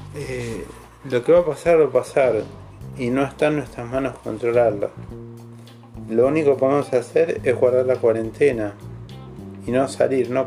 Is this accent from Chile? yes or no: no; Argentina